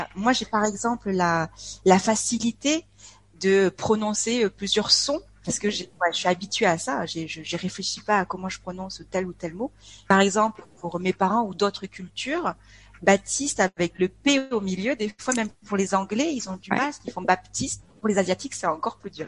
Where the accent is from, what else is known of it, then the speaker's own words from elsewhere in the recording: France; moved away as an adult; also born or lived in Ho Chi Minh City, Vietnam; je suis née en France. J'ai toujours été baignée dans cette double culture